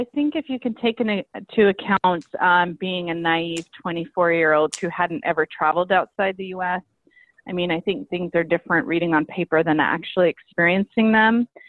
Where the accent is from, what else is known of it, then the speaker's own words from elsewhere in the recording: Salt Lake City, Utah, United States; I grew up in Salt Lake City, Utah, which is a predominantly Mormon state